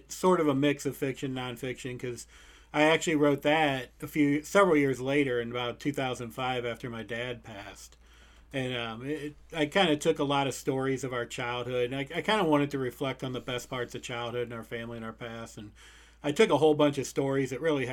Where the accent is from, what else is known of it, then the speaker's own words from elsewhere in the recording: St. Louis, Missouri, United States; I'm from St. Louis, Missouri.